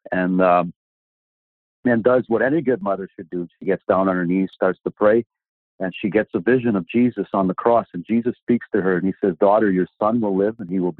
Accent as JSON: {"language": "English", "town": "Sudbury", "region": "Ontario", "country": "Canada", "tie": "born or raised there", "said": "I was born in Sudbury, Ontario"}